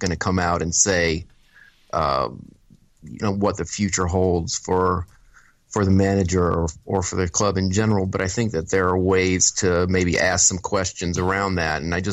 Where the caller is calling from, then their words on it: Chicago, Illinois, United States; I'm calling from the not crime-ridden Chicago, Illinois